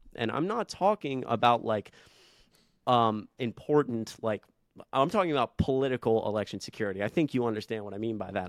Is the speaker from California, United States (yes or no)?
no; Atlanta, Georgia, United States; I grew up in Atlanta